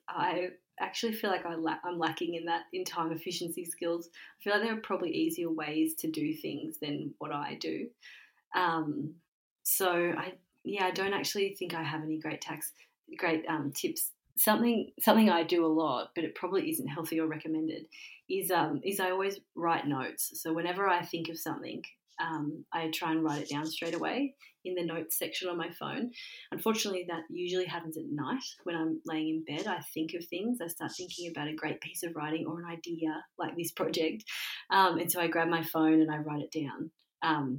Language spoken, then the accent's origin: English; Dunedoo, New South Wales, Australia; I grew up in a small country town called Dunedoo in central west New South Wales, so not far from Dubbo